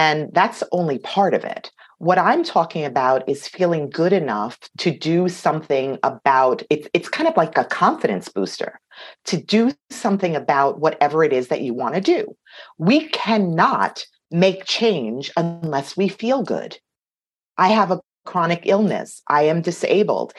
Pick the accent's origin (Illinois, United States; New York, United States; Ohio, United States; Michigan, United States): New York, United States; New York City; I come from Queens, New York